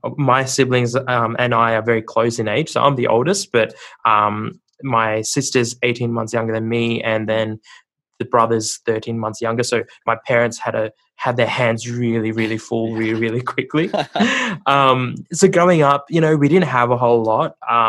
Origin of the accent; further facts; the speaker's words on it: Sri Lanka; But yeah, you know, so we grew up in Sri Lanka. My family background is a little bit funny because my mom's Buddhist and my dad's Catholic.